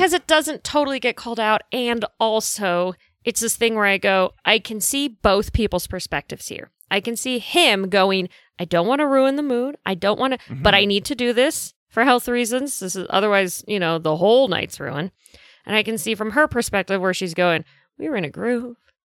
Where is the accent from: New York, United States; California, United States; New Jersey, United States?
New York, United States; Manhattan; I grew up in Manhattan.